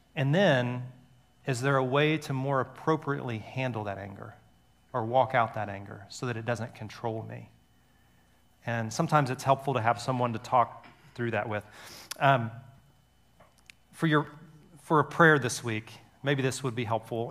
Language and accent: English; Alabama, United States; growing up in Alabama and a lot of the history was, was hidden from us